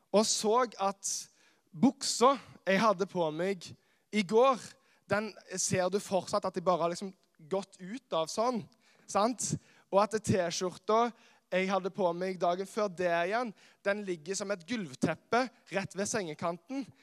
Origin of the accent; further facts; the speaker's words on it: Karmøy, Rogaland, Norway; moved away as an adult; now in Kristiansand, Norway; Jeg er opprinnelig fra Karmøy, eh, som er på Vestlandet